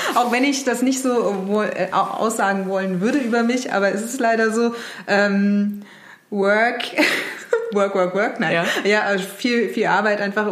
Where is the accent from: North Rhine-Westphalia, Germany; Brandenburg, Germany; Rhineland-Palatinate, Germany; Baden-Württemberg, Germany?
Rhineland-Palatinate, Germany; Mainz; moved away; ich komme ursprünglich aus Mainz, bin dann auch in Mainz geblieben